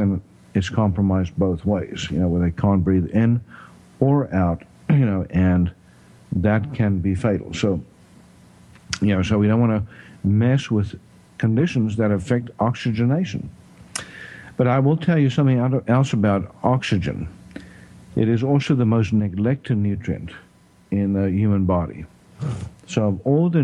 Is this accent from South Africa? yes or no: yes; South Africa; accent: South African; also born or lived in Texas; now in Tyler, United States; my South African accent